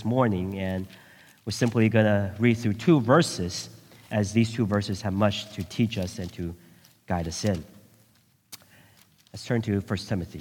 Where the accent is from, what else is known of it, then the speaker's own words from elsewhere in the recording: Bay Area, California, United States; also born or lived in Taiwan; I went to middle school, and it was in the Bay Area.